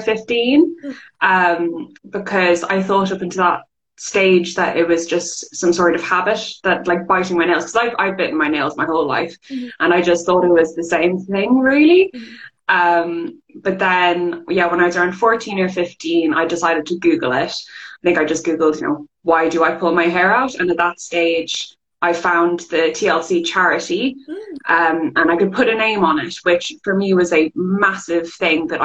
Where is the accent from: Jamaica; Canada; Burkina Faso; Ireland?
Ireland; accent: Irish; also born or lived in England; I moved country from England to Ireland